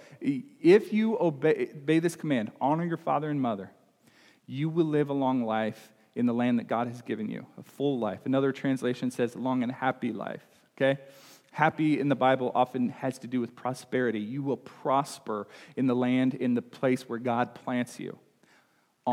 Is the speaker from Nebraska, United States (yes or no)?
yes; Nebraska, United States; now in Illinois, United States; we say cuss in Nebraska. I think we say curse here in Illinois, but that's I grew up in Nebraska